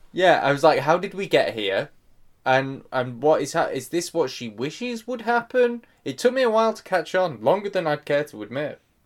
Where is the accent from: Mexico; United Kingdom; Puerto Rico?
United Kingdom; England; as an English person